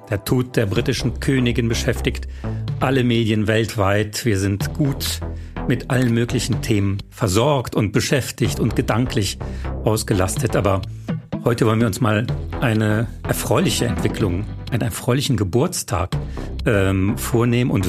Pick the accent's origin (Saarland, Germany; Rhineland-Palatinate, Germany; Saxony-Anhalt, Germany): Saarland, Germany; gerade im Saarland, wo ich herkomme, sehr viele abwertende Begriffe.